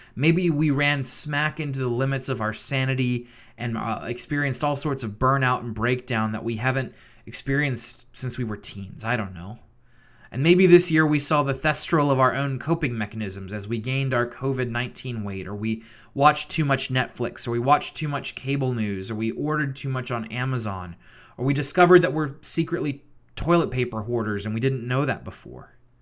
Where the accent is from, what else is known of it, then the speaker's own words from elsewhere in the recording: Richmond, Virginia, United States; moved away as an adult; also born or lived in Grove City, Pennsylvania; Richmond, Virginia, my hometown